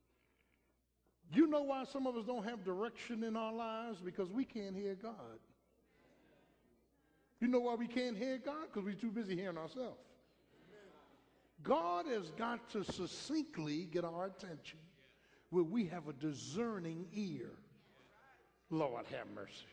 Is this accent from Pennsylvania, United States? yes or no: yes; Philadelphia, Pennsylvania, United States; I grew up in South Philly.